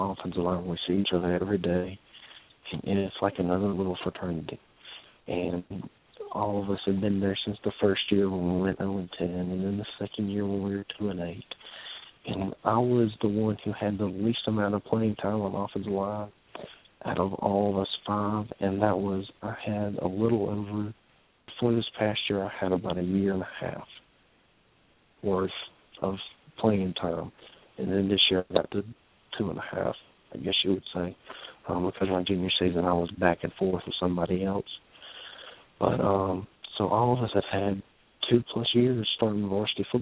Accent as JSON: {"language": "English", "town": "Madison", "region": "Alabama", "country": "United States", "said": "I'm from Madison"}